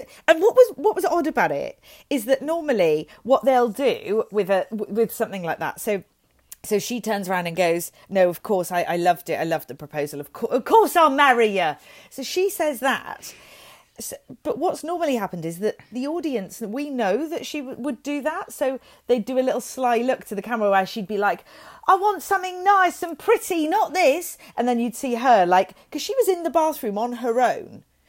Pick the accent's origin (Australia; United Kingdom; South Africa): United Kingdom; Welsh, Wales; I am Welsh